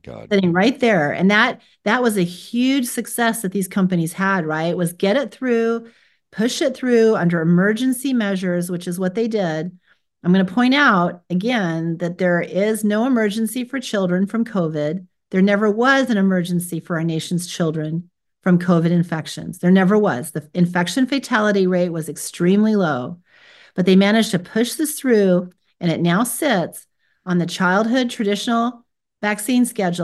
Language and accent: English; United States; I was born here in America